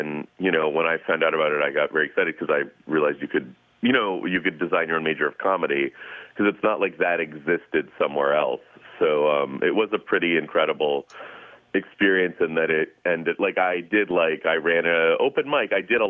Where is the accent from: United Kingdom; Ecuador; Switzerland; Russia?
Russia; now in United States; I came as a refugee from Russia